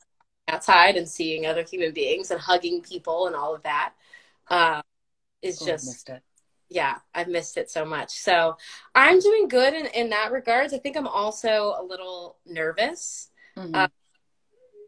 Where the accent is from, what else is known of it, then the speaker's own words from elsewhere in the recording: Florida, United States; I grew up in Florida